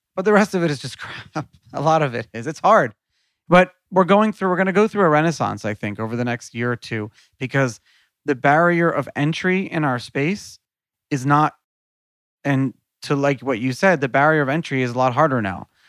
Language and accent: English; New York City, New York, United States; I grew up in New York City